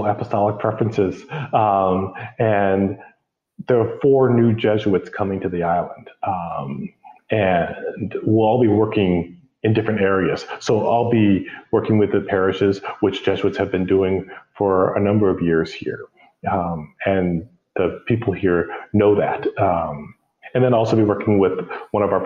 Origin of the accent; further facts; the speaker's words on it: Rochester, New York, United States; moved away as an adult; now in Micronesia; I'm from Rochester, which is about an hour away from Buffalo